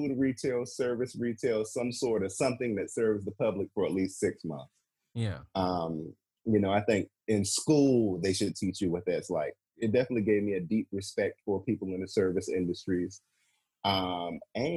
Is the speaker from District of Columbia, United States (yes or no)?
yes; Washington, District of Columbia, United States; moved away as an adult; also born or lived in North Carolina; I'm from D.C.